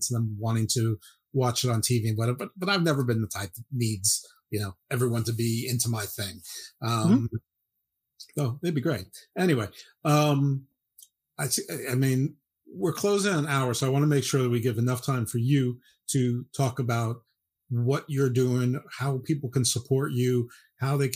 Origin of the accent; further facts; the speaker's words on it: New York, United States; I grew up in New York, different part than you, and my local indie basically was WWF.